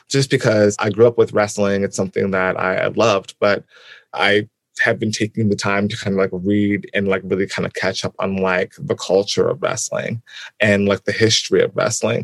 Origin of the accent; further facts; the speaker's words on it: Albany, New York, United States; I'm from Albany, New York, and it's a college town